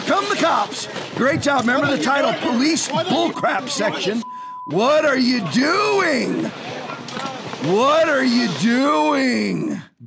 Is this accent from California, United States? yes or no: yes; California, United States; moved away; I was born in California